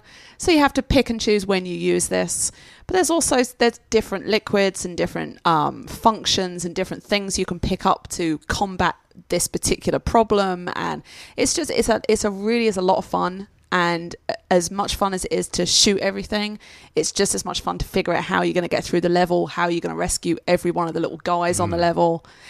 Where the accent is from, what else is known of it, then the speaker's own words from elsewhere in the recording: England, United Kingdom; No, because I'm English.